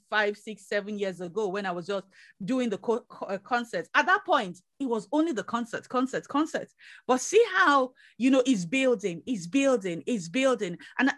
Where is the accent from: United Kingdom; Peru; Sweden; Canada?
United Kingdom; Yeah, we're British.